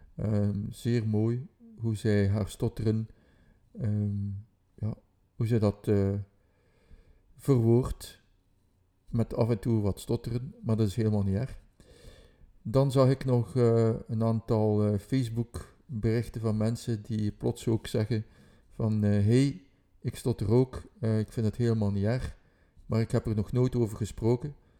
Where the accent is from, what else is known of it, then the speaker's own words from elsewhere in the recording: Ghent, Flanders, Belgium; dat ik van Gent ben